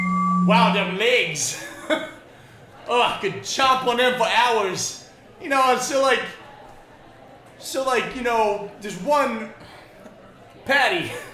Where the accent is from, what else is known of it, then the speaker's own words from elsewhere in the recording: New Jersey, United States; I'm from Jersey, so I don't know.